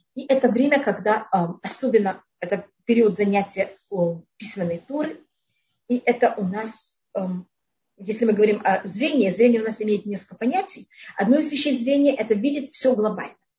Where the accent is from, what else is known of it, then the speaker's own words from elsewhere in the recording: Tashkent, Uzbekistan; moved away; я жила в Ташкенте тогда, я там родилась